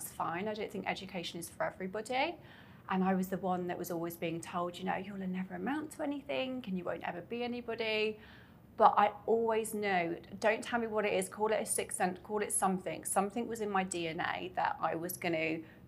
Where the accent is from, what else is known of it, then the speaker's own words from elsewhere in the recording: Coventry, West Midlands, United Kingdom; moved away as an adult; now in Dubai, United Arab Emirates; I'm from the UK, right in the middle, called Coventry. It's near Birmingham